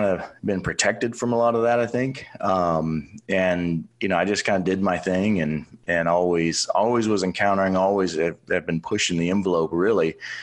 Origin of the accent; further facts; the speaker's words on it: Oklahoma City, Oklahoma, United States; So I grew up in Oklahoma City, went to the University of Oklahoma.